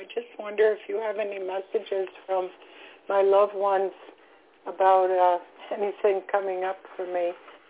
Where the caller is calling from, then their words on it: Florida, United States; I'm calling from Florida.